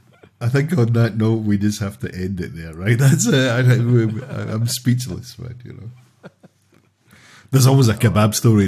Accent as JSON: {"language": "English", "town": "Cumbernauld", "region": "Scotland", "country": "United Kingdom", "tie": "born or raised there", "moved": "yes", "said": "I grew up in Cumbernauld"}